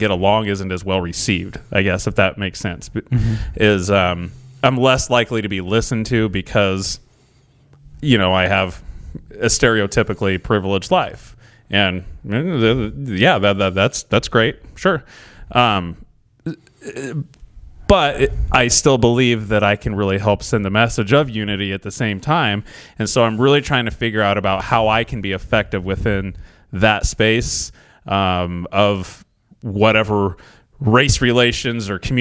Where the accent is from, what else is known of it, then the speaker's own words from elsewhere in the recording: Scio, United States; I grew up in Scio